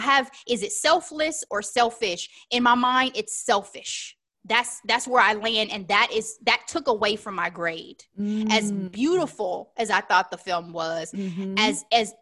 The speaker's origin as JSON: {"language": "English", "country": "United States", "said": "I'm an American"}